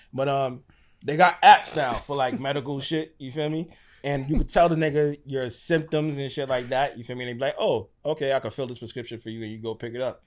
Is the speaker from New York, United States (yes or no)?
yes; New York City, New York, United States; I'm from Brooklyn. My family's from Guyana.